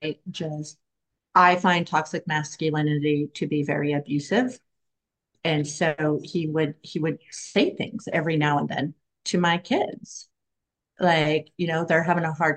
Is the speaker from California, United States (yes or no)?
no; Oregon, United States; I'm from Oregon